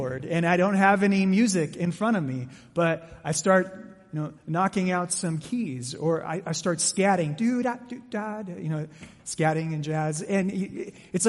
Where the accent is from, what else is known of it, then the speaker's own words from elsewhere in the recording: Mesa, Arizona, United States; I grew up in Mesa